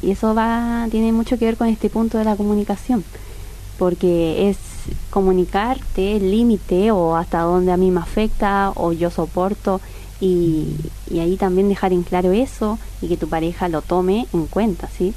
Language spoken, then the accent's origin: Spanish; Chile; moved away as an adult; now in Argentina; yo soy chilena